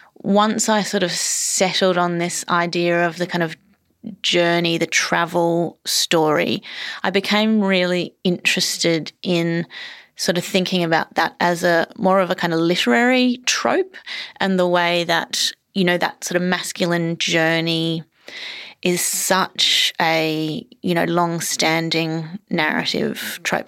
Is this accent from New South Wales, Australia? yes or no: no; Queensland, Australia; moved away as an adult; also born or lived in Melbourne, Victoria; I was born in Melbourne, and then I lived in a Queensland country town for, um, all my sort of teenage years. And then I moved back to Melbourne